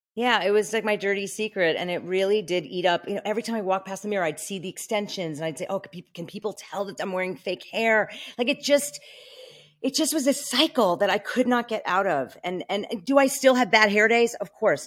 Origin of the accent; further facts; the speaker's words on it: New York, United States; moved away as an adult; now in Malibu, United States; I'm from New York. I'm a New Yorker through and through